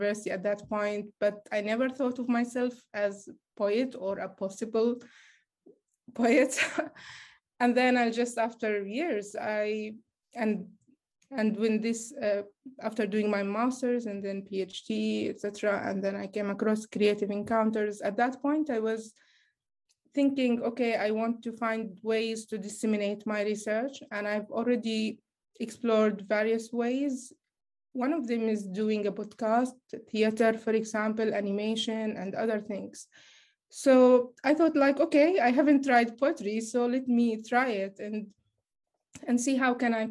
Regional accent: Gaza, Gaza Strip, Palestine; I'm a Palestinian from Gaza

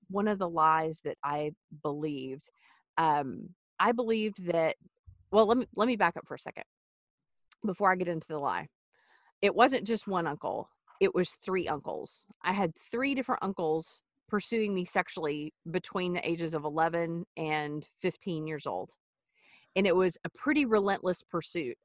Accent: East Texas, United States; I grew up in the Wild West in East Texas

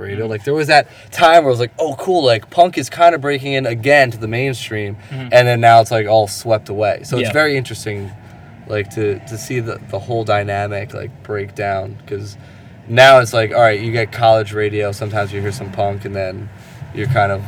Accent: Asbury Park, New Jersey, United States; we're from Asbury Park, New Jersey

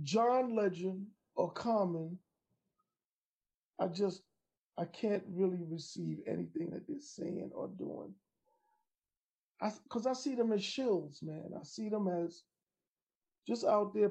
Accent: New York City, New York, United States; growing up in Queens on my block

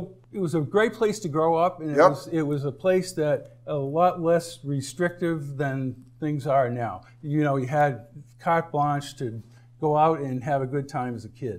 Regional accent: Easton, Massachusetts, United States; born or raised there; moved away as an adult; now in Cape Cod, United States

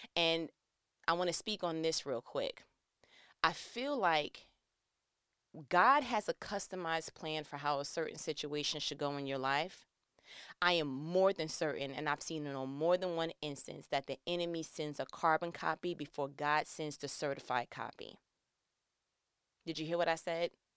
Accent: New York, United States; I'm from New York

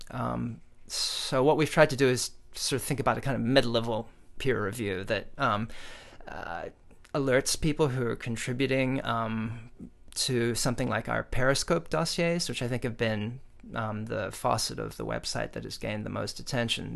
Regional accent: South Africa; now in United States; I was born in South Africa

